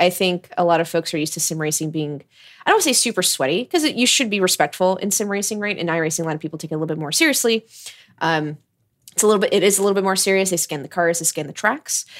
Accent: United States; also born or lived in Florida; growing up in America

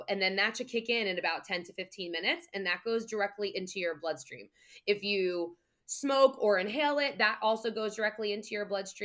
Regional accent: New Jersey, United States; I'm from Jersey

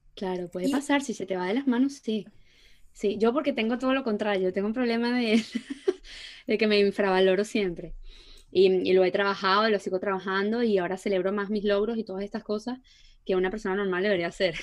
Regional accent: Puerto La Cruz, Anzoátegui, Venezuela; moved away; nosotros no somos de Caracas, somos de Puerto, que va de Puerto La Cruz

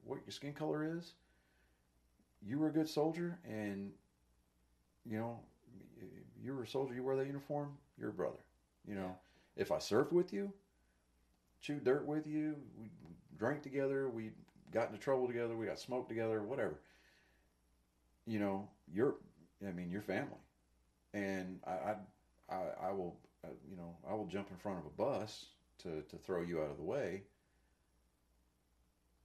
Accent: Texas, United States; moved away; I'm a white kid coming from Texas.

